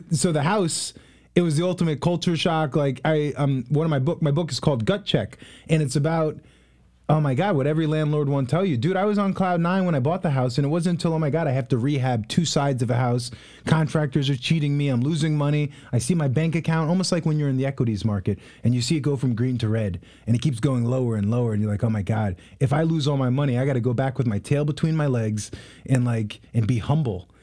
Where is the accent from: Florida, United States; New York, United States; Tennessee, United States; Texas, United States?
New York, United States; Long Island; moved away as an adult; also born or lived in Haiti; now in Columbus, United States; I'm from Long Island, New York